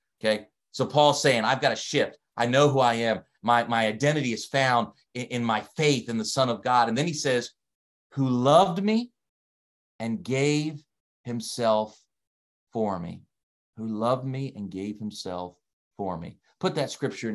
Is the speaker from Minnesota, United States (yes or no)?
no; Delaware, United States; accent: Delaware; now in Canada; my accent, my Delaware accent. I don't have a Canadian accent